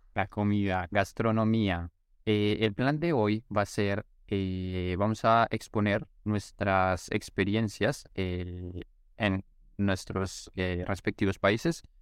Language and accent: Spanish; Colombia; now in Russia; Somos colombianos y yo vivo en estos momentos en Rusia